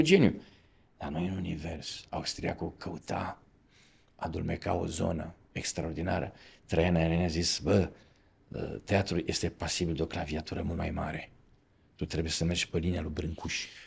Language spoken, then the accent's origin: Romanian; Romania; Eu venim din România